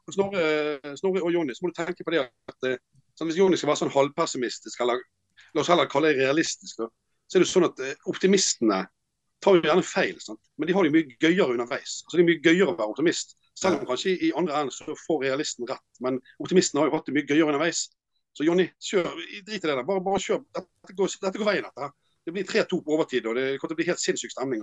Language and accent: Norwegian; Bergen, Vestland, Norway; jeg er bergenser